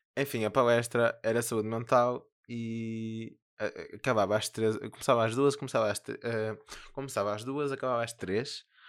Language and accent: Portuguese; Porto, Norte, Portugal; accent: northern; eu sou do Porto.